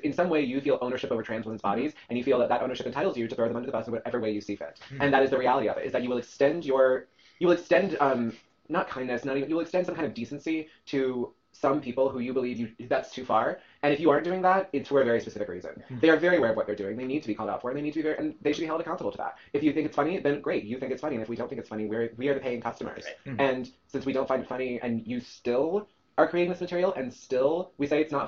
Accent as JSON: {"language": "English", "region": "New York", "country": "United States", "said": "I'm a New Yorker, I don't give a fuck."}